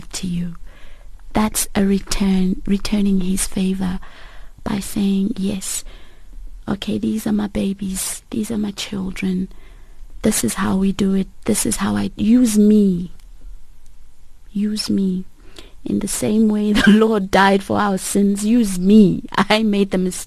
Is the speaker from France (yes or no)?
no; South Africa; I was born and raised in South Africa with Mozambican parents and family